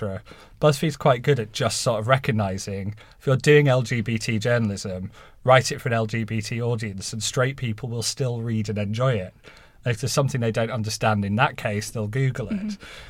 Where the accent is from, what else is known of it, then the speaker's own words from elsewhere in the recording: Halifax, Yorkshire and the Humber, United Kingdom; You might not quite guess from my accent now, but I sort of grew up in a terraced house in Halifax, and was first in my family to uni